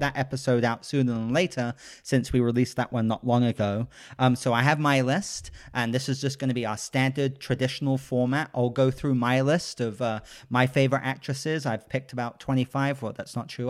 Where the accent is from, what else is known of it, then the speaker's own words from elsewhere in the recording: United Kingdom; I am a British gentleman